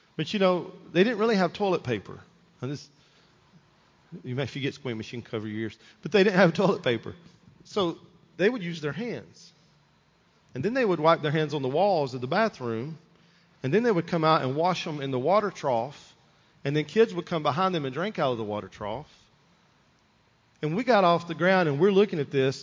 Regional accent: United States; as an American, as a Christian

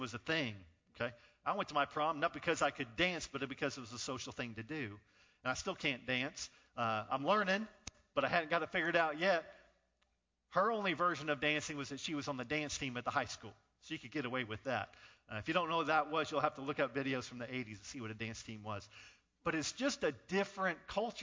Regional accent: Northern California, United States; now in Rock Hill, United States; I was born in Northern California

